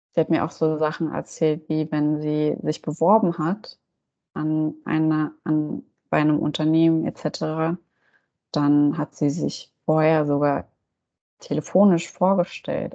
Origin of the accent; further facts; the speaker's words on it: Germany; ich bin hier in Deutschland auch aufgewachsen